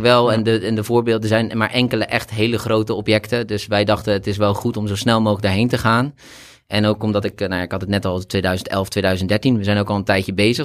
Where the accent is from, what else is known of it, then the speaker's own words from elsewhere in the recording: Rotterdam, South Holland, Netherlands; also born or lived in Delft; ik kom oorspronkelijk wel meer uit Rotterdam, maar heb gestudeerd in Delft